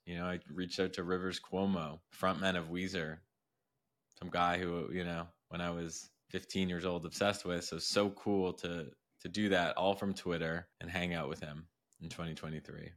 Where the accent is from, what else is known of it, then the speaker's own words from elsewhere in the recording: Montreal, Quebec, Canada; now in Miami Beach, United States; I'm from Montreal